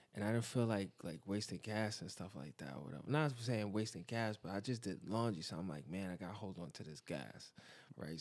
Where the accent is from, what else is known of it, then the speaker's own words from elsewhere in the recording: New York City, New York, United States; I was born and raised in Bedford Stuyvesant, but then I moved to the East, and I've been there ever since